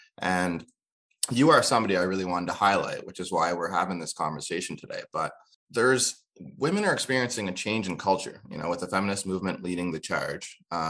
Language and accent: English; New Brunswick, Canada; also born or lived in Kenya; now in Halifax, Canada; As somebody who didn't always live in Halifax, you know, as you know, I was from New Brunswick and Kenya before that.